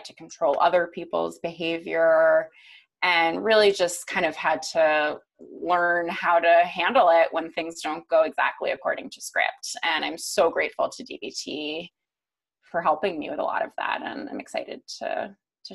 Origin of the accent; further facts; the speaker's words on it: East Coast, United States; I grew up on the East Coast